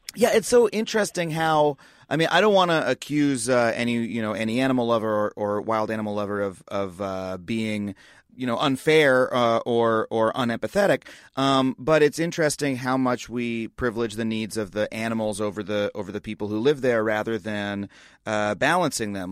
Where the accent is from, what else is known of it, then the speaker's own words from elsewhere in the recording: United States; the environmental culture that I grew up in in the United States